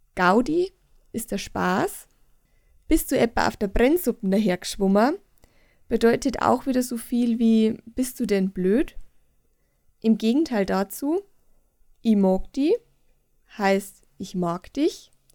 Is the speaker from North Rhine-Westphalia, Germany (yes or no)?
no; Bavaria, Germany; ich als waschechte Bayerin